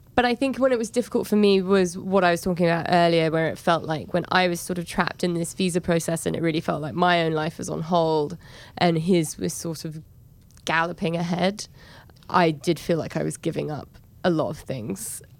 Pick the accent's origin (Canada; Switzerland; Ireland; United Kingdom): United Kingdom; England; moved away as an adult; now in New York, United States; in New York, I'm seen as an English person that lives here